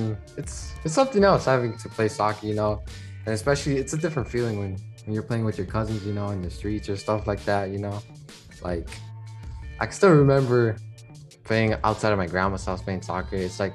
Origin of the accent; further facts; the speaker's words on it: Chicago, Illinois, United States; growing up in Pilsen